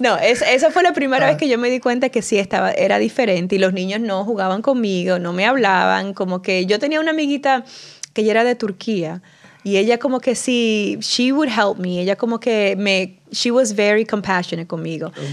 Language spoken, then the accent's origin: Spanish; Dominican Republic; accent: acento de Nueva York, acento de latino; also born or lived in New York City; now in New York, United States; yo crecí en la República Dominicana